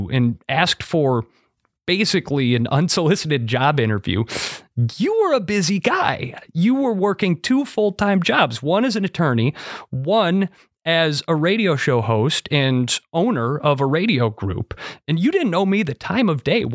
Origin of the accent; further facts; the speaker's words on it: Monroe, Wisconsin, United States; my hometown of Monroe, Wisconsin